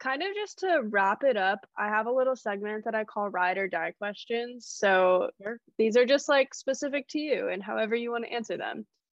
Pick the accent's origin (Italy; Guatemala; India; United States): United States; California; I grew up in California